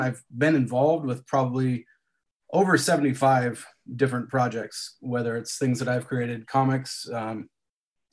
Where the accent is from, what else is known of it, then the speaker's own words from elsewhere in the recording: Southern California, United States; now in Northern California, United States; I live in California now, Northern California, but I grew up in Southern California.